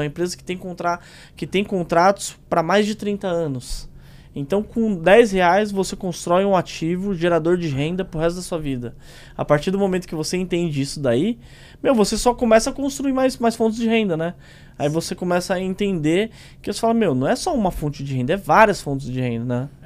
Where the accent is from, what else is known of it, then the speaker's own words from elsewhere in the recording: São Paulo, Brazil; eu vim da Zona Leste, da Tiradentes